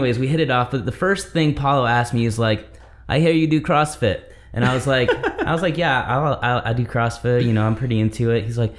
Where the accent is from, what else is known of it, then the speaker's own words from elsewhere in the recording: Michigan, United States; I grew up in Michigan.